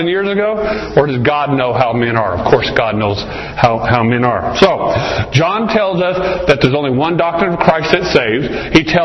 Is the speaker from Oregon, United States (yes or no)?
no; Arizona, United States; I grew up here in Arizona